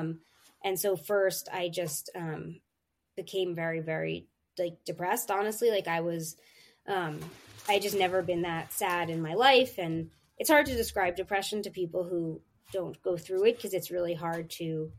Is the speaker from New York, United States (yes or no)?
yes; New York City, New York, United States; moved away as an adult; also born or lived in Philadelphia; I'm from New York City. I was born and raised in Manhattan and lived there my whole life through high school